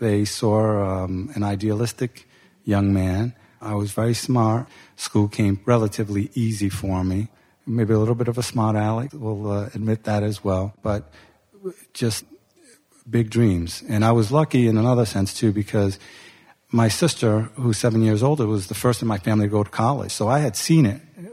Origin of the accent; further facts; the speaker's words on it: Providence, Rhode Island, United States; also born or lived in New York City; I grew up here in Providence